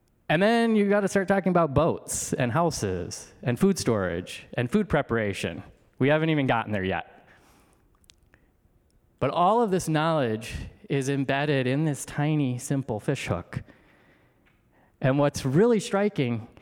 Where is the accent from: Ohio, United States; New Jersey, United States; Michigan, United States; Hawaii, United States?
Michigan, United States; outside Detroit, rural; I was born outside Detroit, Michigan